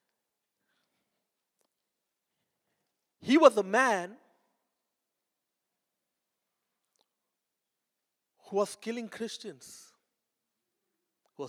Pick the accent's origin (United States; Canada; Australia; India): India; moved away; I'm coming from India